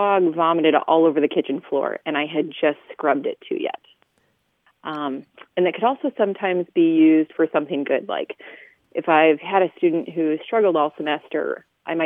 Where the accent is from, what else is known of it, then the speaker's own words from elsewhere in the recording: South Central Minnesota, United States; now in Toledo, United States; I'm originally from South Central Minnesota